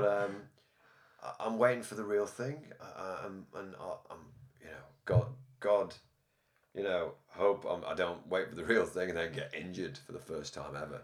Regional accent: Ireland; now in Liverpool, United Kingdom; I'm Irish

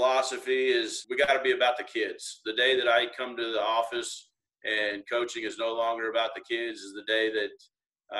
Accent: Wichita, Kansas, United States; I was born and raised in Wichita, Kansas

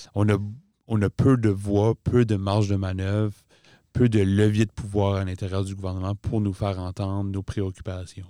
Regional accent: Beresford, New Brunswick, Canada; moved away as an adult; also born or lived in Moncton; je suis originaire de Beresford, dans le nord-est de la province du Nouveau-Brunswick. ça fait bientôt dix ans que je suis à Moncton.

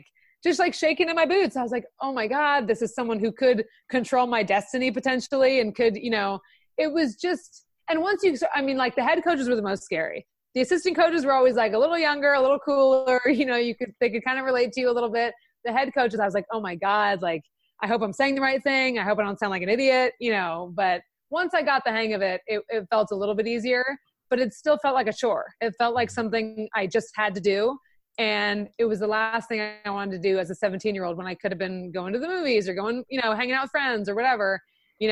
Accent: Santa Monica, California, United States; moved away as an adult; I'm from Santa Monica, you know, a part of Los Angeles

